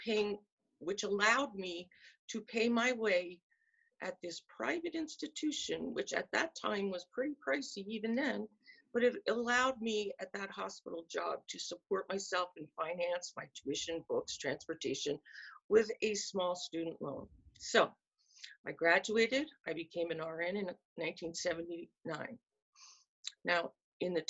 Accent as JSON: {"language": "English", "area": "north of Philadelphia", "region": "Pennsylvania", "country": "United States", "tie": "born or raised there", "said": "I grew up in a very middle class white suburban family and was born in 1957, but probably north of Philadelphia in Pennsylvania"}